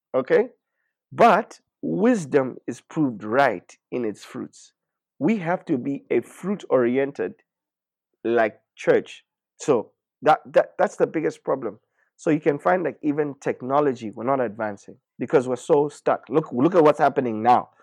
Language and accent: English; Zambia; we're from Zambia